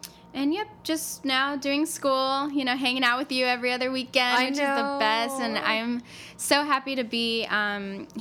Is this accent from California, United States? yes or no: yes; Montebello, California, United States; I'm from Montebello, California.